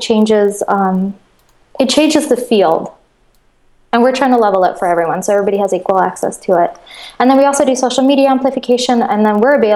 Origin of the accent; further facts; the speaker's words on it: Moscow, Russia; also born or lived in Connecticut, United States / New York, United States; now in Los Angeles, United States; I grew up in Russia. I grew up in Moscow.